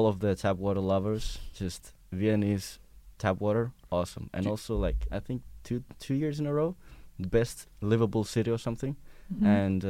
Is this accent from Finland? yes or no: yes; Finland; I'm from Finland